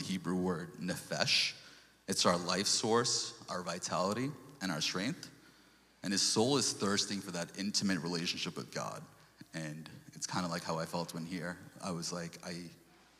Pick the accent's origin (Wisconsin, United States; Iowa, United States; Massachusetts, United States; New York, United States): New York, United States; moved away; also born or lived in Sri Lanka / Portland; before we came to New York